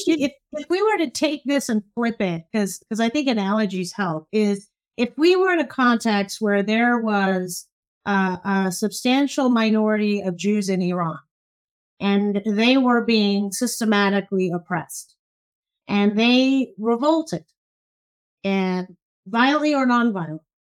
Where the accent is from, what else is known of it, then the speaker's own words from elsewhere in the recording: Cairo, Cairo Governorate, Egypt; now in United States; so I'm originally Egyptian. I was born in Cairo